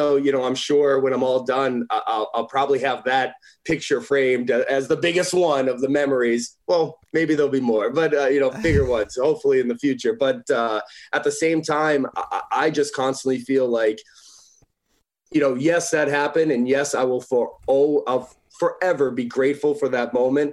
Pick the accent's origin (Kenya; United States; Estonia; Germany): United States; Northeast; as a kid growing up in the Northeast